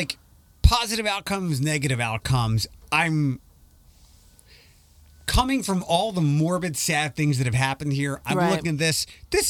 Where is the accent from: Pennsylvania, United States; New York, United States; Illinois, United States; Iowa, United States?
Pennsylvania, United States; Philadelphia; I remember where I grew up in Philadelphia on Sunday night.